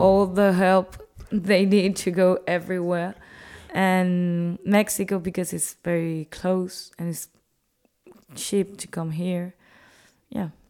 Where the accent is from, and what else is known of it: Cuba